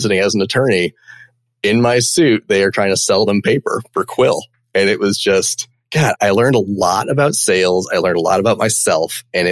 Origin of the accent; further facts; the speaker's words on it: Champaign, Illinois, United States; now in Chicago, United States; I grew up in Champaign, Illinois